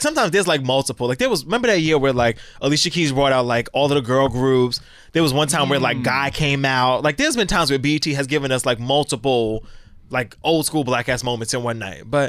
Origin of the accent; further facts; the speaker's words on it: New York City, New York, United States; I'm such a New Yorker.